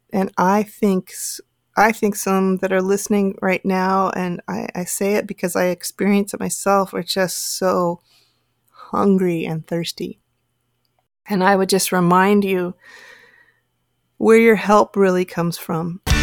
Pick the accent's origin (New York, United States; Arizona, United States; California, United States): California, United States; Bay Area; I grew up here in the Bay Area